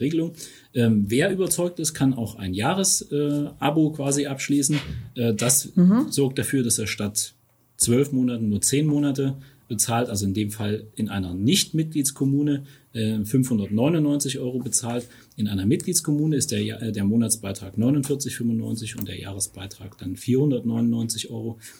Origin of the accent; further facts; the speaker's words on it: Erfurt, Thuringia, Germany; moved away as an adult; now in Taunusstein, Germany; kein gebürtiger Hesse, sondern stamme aus Thüringen, aus Erfurt. Ähm, das, das lässt sich auch sprachlich nicht verstecken.